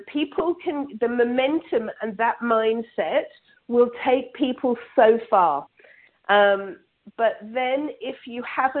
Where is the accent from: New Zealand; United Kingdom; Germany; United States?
United Kingdom; England; now in Toronto, Canada; I'm originally from England, but now live in Canada, just outside of Toronto.